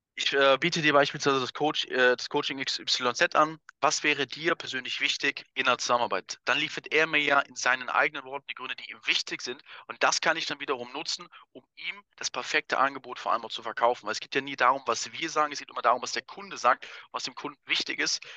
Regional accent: Wuppertal, North Rhine-Westphalia, Germany; moved away as an adult; now in Vienna, Austria; ich komme ja ursprünglich aus Wuppertal, aus Deutschland, wohne jetzt ja seit fünf Jahren auch in Wien

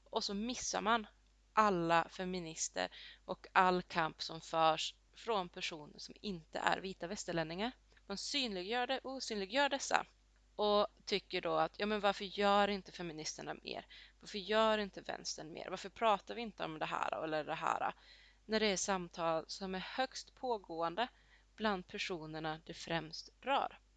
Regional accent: Colombia; now in Sweden; Och lite samma gäller till exempel där jag kommer ifrån i Colombia.

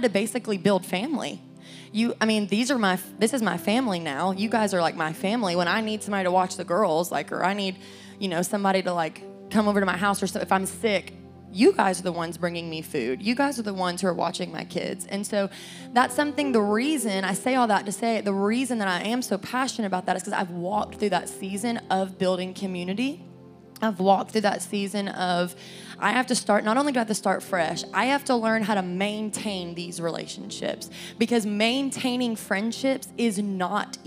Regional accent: Cleveland, Tennessee, United States; moved away as an adult; now in Knoxville, United States; I grew up in Cleveland, Tennessee

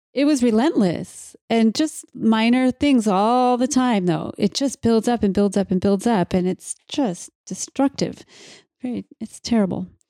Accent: Mankato, Minnesota, United States; I was born in Mankato

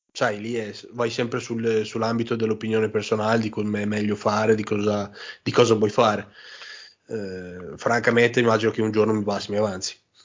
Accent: Modena, Emilia-Romagna, Italy; io sono di Modena

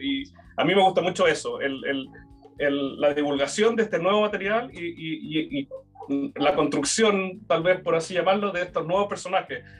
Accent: Chile; nos ha constituido como chilenos

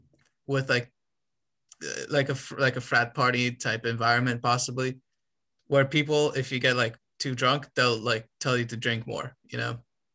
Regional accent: Romania; moved away

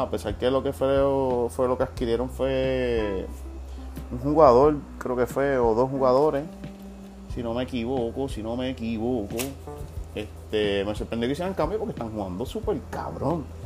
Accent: Puerto Rico; no me siento puertorriqueño

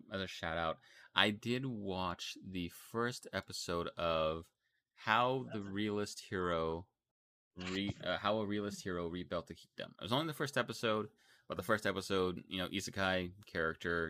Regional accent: Texas, United States; I'm from Texas

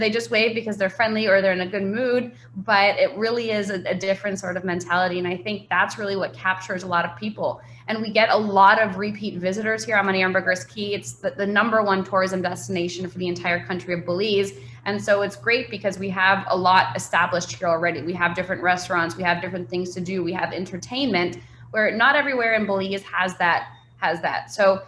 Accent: New York, United States; moved away as an adult; I grew up in New York and grew up skiing

